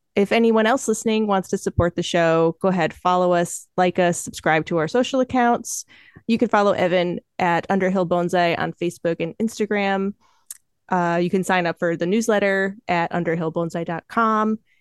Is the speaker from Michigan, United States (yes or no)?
yes; Michigan, United States; moved away as an adult; I'm from Michigan. I've lived there my whole life until coming out here to, to apprentice